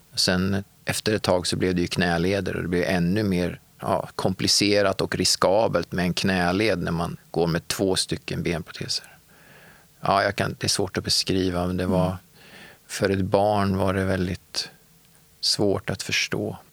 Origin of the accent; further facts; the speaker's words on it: Örebro, Örebro County, Sweden; moved away as an adult; now in Gothenburg, Sweden; Jag är uppvuxen i Örebro och när jag var 25 år så flyttade jag till Göteborg och har levt där sedan dess.